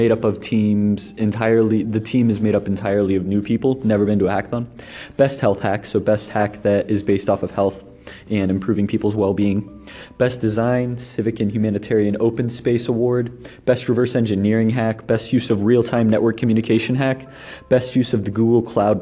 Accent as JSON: {"language": "English", "town": "Lebanon", "region": "Ohio", "country": "United States", "tie": "born or raised there", "also_born_or_lived": "Colorado Springs, Colorado / Columbus, Ohio", "moved": "as an adult", "said": "my hometown of Lebanon, it was a rural town"}